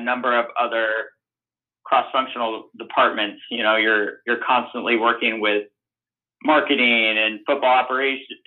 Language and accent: English; Portland, Oregon, United States; also born or lived in Los Angeles, California / Seattle, Washington; I grew up here in Portland, Oregon